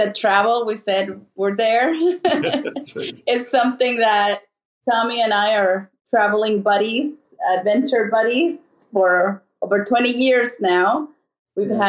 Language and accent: English; El Salvador; now in United States; I was born and raised in El Salvador